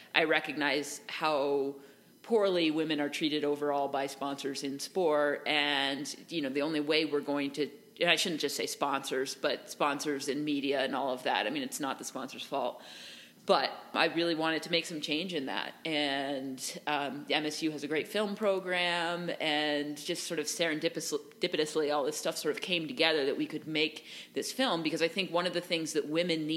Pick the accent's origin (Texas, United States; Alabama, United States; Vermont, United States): Vermont, United States; I grew up just near the Long Trail